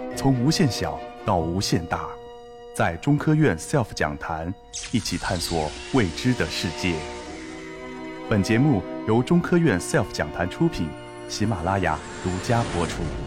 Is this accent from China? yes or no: yes; Hainan, China; 我是从小在海南生长的